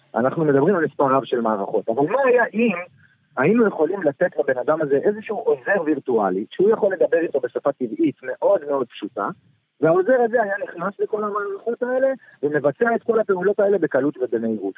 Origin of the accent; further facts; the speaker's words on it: Ramat Gan, Tel Aviv District, Israel; אני כיום גר בתל אביב, גדלתי ברמת גן